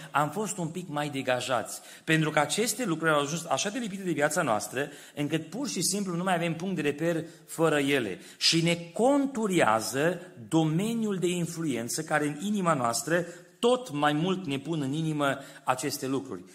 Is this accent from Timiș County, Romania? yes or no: yes; Timișoara, Timiș County, Romania; copil fiind, crescând la Timișoara